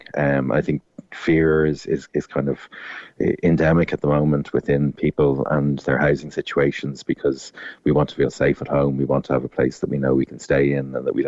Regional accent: Dublin, Leinster, Ireland; I'm from Dublin, so it's odd for a Dub to be coming down

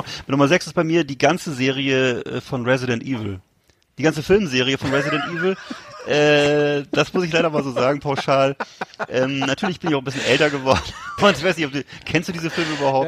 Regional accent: Germany; als Deutscher

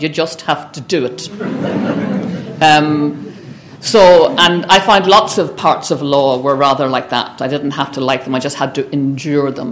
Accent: Belfast, Northern Ireland, United Kingdom; When I grew up in Belfast

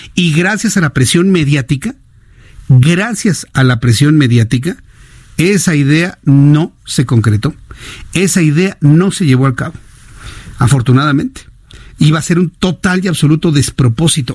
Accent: Mexico; como sociedad mexicana

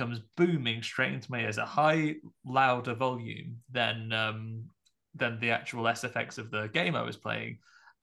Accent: United Kingdom; I'm not from the United States

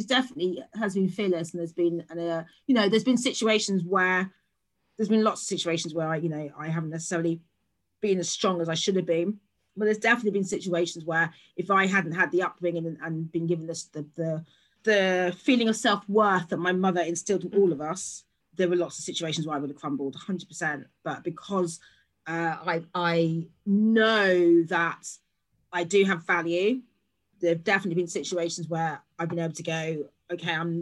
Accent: London, United Kingdom; born and bred in London, born and bred in South London, now live in Northeast London

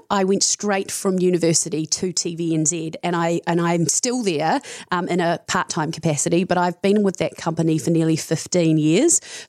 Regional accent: Tarurutangi, Taranaki, New Zealand; So I grew up on a dairy farm in Taranaki, which is about, it's a place called Tarurutangi, which is 10 minutes out of New Plymouth.

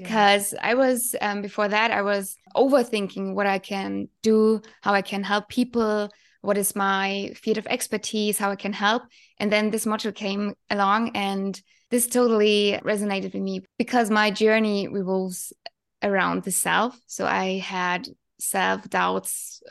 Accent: Germany; from Germany

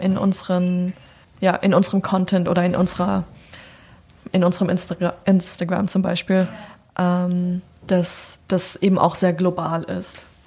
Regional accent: Germany; also born or lived in New York; now in Berlin, Germany; Deutsche sein in Deutschland

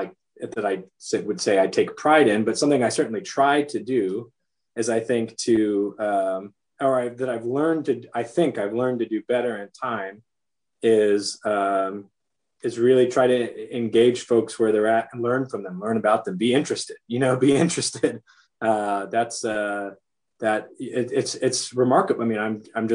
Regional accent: Chula Vista, California, United States; moved away as an adult; also born or lived in Point Loma / Hawaii / Pasadena; I moved from Chula Vista across the bay to Point Loma

